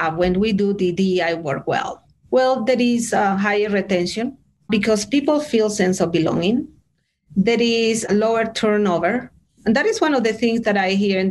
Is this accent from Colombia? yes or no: yes; Bogotá, Colombia; English is a second language; also born or lived in Switzerland / France / Denver, Colorado, United States; now in United States; I am originally from Bogota, Colombia